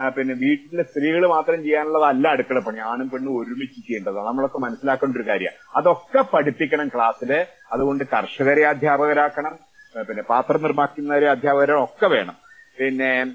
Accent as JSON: {"language": "Malayalam", "town": "Pattambi", "region": "Kerala", "country": "India", "tie": "born or raised there", "said": "എന്റെ നാട് പട്ടാമ്പി"}